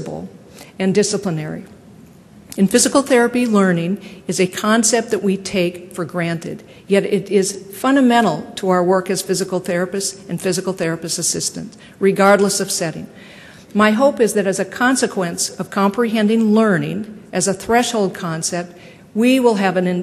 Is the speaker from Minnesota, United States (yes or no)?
yes; Minnesota, United States; moved away as an adult; also born or lived in Stanford, California; I was quickly marked as that Minnesotan who wore flannel shirts and jeans